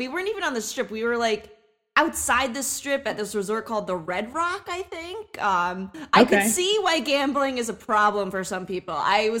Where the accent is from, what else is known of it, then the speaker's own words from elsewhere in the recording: Northeast, United States; I'm from the Northeast